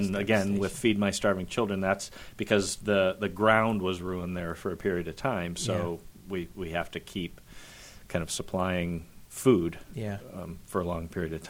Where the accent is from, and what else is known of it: Richfield, Ohio, United States; born or raised there; also born or lived in Parma, Ohio